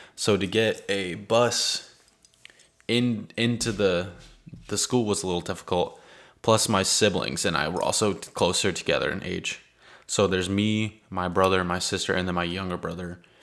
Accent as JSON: {"language": "English", "town": "Richlands", "region": "North Carolina", "country": "United States", "tie": "born or raised there", "also_born_or_lived": "California", "said": "I grew up in Richland's primary, so I went there for first and second grade and then on to elementary school in Richlands"}